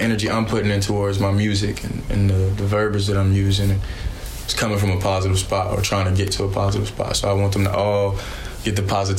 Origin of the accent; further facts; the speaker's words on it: Raleigh, North Carolina, United States; Raleigh, south side of Raleigh. My parents had a house on Rogers Lane, but both of my aunts grew up Corey Street, Beverly Street, you feel me, Lenore.